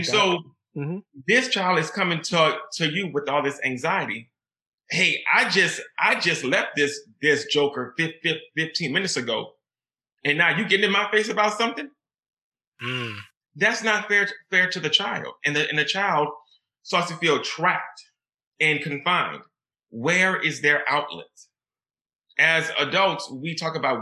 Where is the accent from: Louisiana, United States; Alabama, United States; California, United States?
Louisiana, United States; New Orleans; I grew up in New Orleans, Louisiana